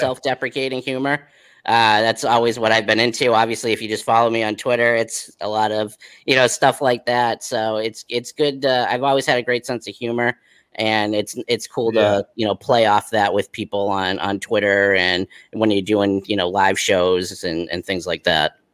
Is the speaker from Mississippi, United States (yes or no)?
no; Whitman, Massachusetts, United States; also born or lived in Connecticut; grew up in Whitman, Massachusetts. I lived there my my whole life.